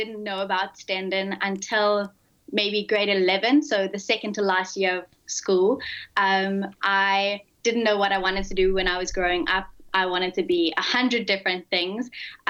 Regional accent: South Africa; born there; also born or lived in Malawi / Mozambique; I was originally born in South Africa, but I lived across Malawi and Mozambique for most of my life as well.

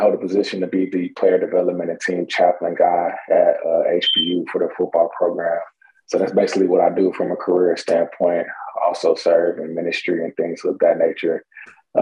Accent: Houston, Texas, United States; I grew up in the Houston, Texas area, north side of Houston, Texas, to be exact

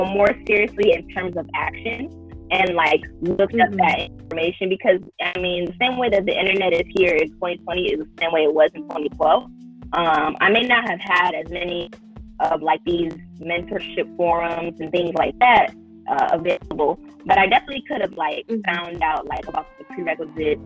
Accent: Midwest, United States; I'm from the Midwest and it's cold

